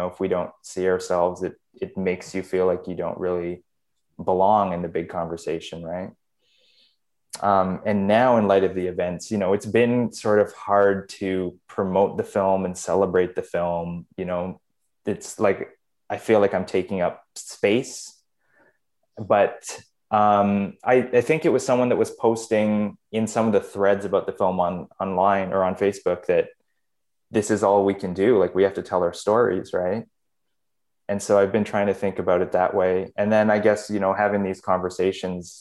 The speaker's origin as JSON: {"language": "English", "country": "Canada", "tie": "born or raised there", "said": "I was born in Canada."}